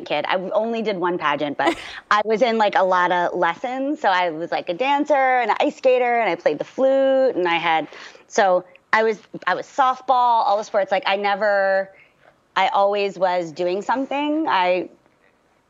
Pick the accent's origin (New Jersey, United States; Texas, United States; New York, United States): New Jersey, United States; Margate City; also born or lived in Baltimore, Maryland; we moved back to where my mom is from, which is southern New Jersey, a really, really tiny, beautiful, beautiful beach town called Margate, New Jersey